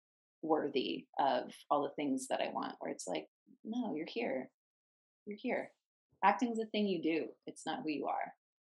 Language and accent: English; Virginia, United States; And he was from Virginia. I'm from Virginia.